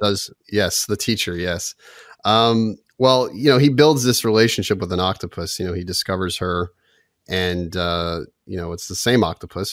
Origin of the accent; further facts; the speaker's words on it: Toronto, Ontario, Canada; we grew up in Toronto